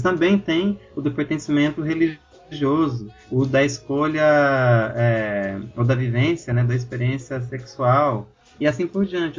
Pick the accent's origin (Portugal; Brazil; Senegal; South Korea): Brazil; com a minha própria realidade como africano brasileiro